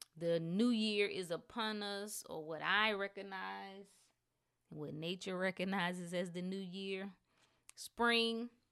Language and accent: English; North Carolina, United States; I was from North Carolina